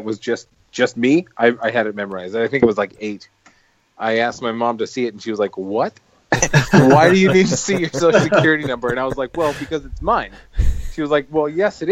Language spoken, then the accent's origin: English; Fremont, California, United States; I was born in Washington Hospital in Fremont